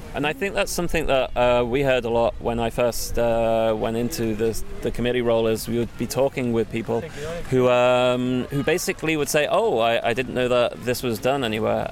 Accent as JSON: {"language": "English", "region": "England", "country": "United Kingdom", "moved": "as an adult", "lives_now": "Copenhagen, Denmark"}